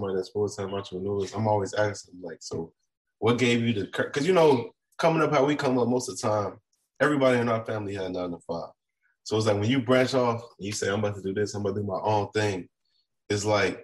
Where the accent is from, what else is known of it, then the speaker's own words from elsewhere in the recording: Chicago, Illinois, United States; moved away; I'm from Chicago